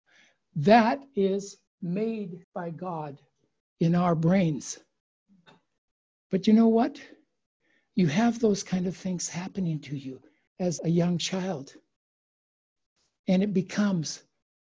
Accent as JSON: {"language": "English", "country": "United States", "moved": "yes", "lives_now": "Japan", "said": "I've become more Japanese than I am American"}